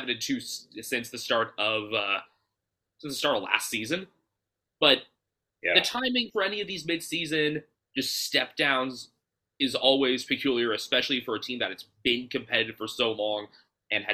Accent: Bay Area, California, United States; growing up in the Bay Area

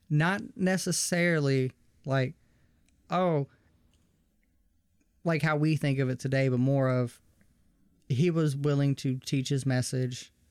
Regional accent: the South, United States; I was raised in the South, raised around a lot of Christian people

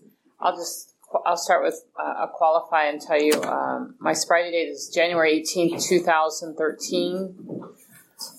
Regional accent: Hayward, California, United States; I was raised in Hayward

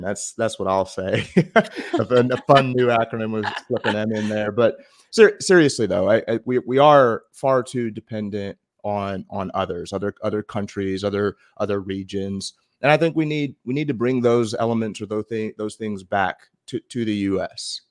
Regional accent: United States; being American

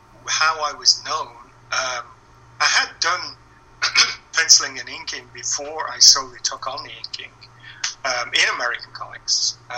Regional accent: England, United Kingdom; as an English guy

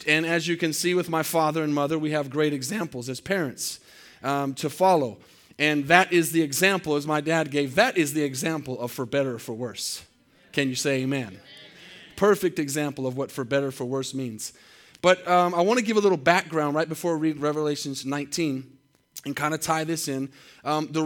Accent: Tucson, Arizona, United States; moved away; growing up in Tucson, I spent 18 years of my life there

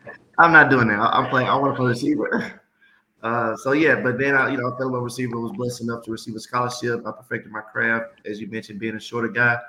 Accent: Memphis, Tennessee, United States; born and raised in Memphis, Tennessee

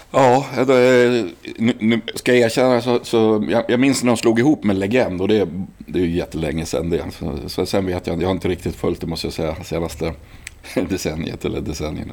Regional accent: Gävle, Gävleborg County, Sweden; also born or lived in Uppsala; Jag är född i Uppsala, sen bodde jag ja, bott lite här och där. Men växte upp i Sätra

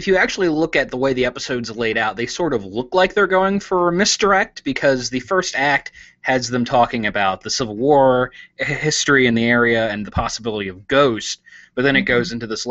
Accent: West Virginia, United States; I'm from West Virginia, so my state monster is the Mothman.

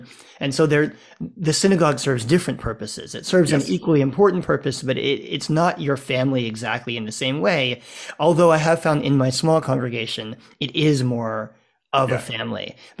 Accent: New Orleans, Louisiana, United States; also born or lived in Charlotte, North Carolina; now in Toronto, Canada; I grew up in New Orleans, and as now I live in Toronto

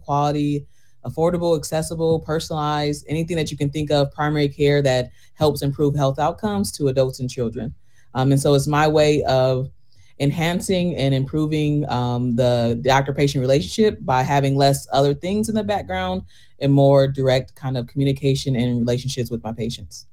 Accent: Flint, Michigan, United States; moved away as an adult; also born or lived in Washington, D.C. / Chicago; I am originally from Flint. Um, did my training in D.C. and Chicago before coming back here in 2020

